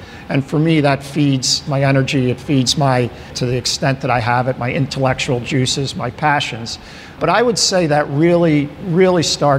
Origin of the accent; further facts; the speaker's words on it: Ocean City, New Jersey, United States; moved away as an adult; also born or lived in Delaware County, Pennsylvania / Portland, Oregon; now in Ardmore, United States; So I grew up in Ocean City, New Jersey.